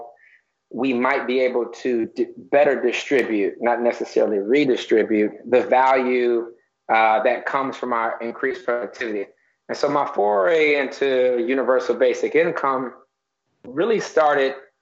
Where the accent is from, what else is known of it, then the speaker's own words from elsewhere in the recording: Detroit, Michigan, United States; moved away as an adult; now in New York, United States; I'm born in Detroit originally, left Detroit around 1999. I'm a New Yorker now